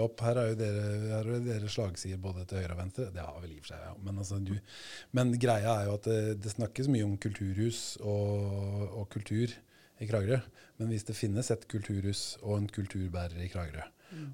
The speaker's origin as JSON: {"language": "Norwegian", "country": "Sweden", "tie": "born or raised there", "moved": "yes", "lives_now": "Norway", "said": "jeg vokste opp i Sverige"}